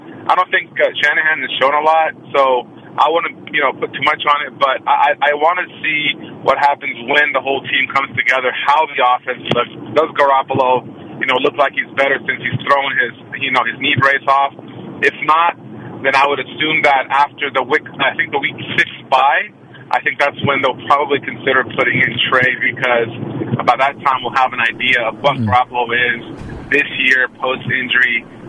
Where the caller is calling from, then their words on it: Oakland, California, United States; from Oakland.